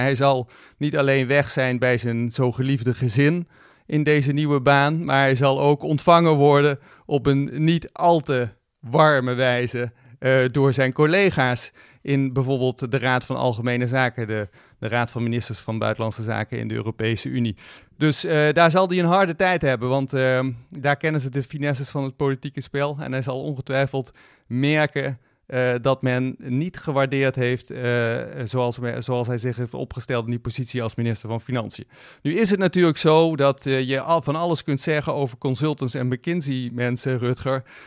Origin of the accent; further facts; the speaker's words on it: Netherlands; als Nederlanders